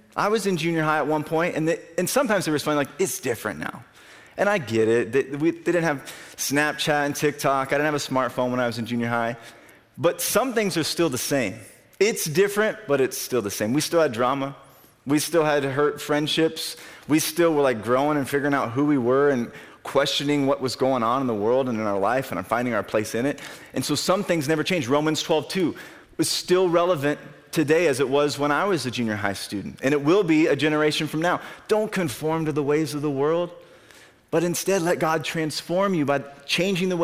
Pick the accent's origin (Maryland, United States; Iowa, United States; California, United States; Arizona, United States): Iowa, United States; Albia; I grew up in Albany